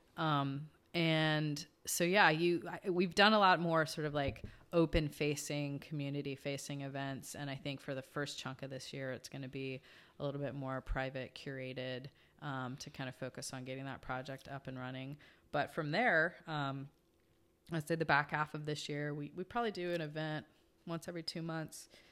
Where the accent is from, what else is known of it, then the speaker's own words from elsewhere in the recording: Georgia, United States; moved away; I grew up in Georgia